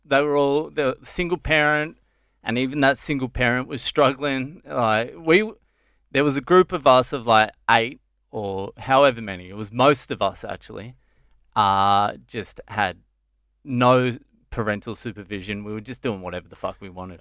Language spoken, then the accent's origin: English; Dromana, Victoria, Australia; moved away as an adult; also born or lived in Sydney / Cheltenham, Victoria; now in India; I grew up Cheltenham and then, uh, Drumana